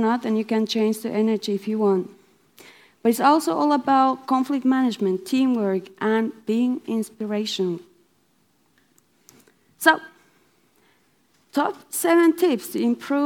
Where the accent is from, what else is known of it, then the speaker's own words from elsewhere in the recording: Finland; I'm from Finland